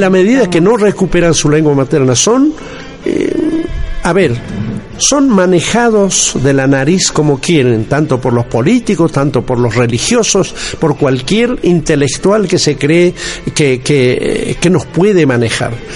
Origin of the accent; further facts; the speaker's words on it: Bolivia; Yo soy andino, como es de Bolivia.